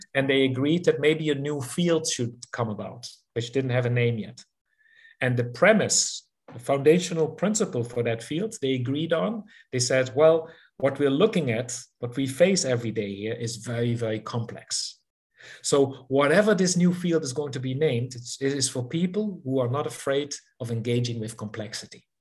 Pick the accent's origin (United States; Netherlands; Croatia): Netherlands; southern Netherlands; moved away as an adult; now in South Africa; 60s, uh, the south of the Netherlands, close to the German and Belgian border